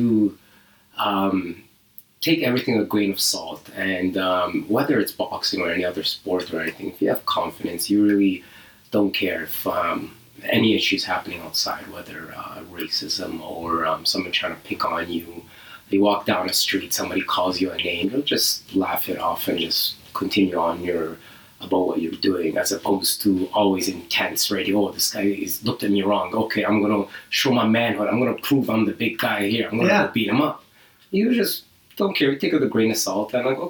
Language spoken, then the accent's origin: English; Libya; also born or lived in Canada; I grew up in Libya. I was born in Canada, but my dad needed a job, so a friend of him got him a job at the university.